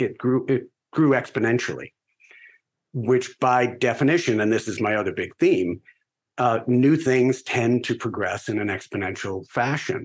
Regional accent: Garden City, New York, United States; also born or lived in California; Originally, I grew up on Long Island

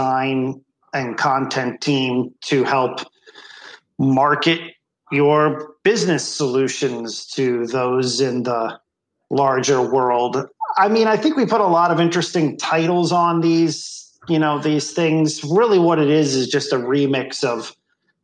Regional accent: Bethlehem, Pennsylvania, United States; moved away; I'm from Bethlehem, Pennsylvania

